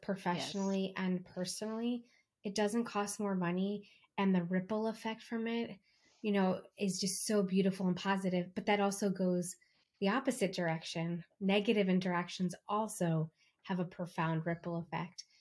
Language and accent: English; East Coast, United States; now in California, United States; I'm from the East Coast and I live in California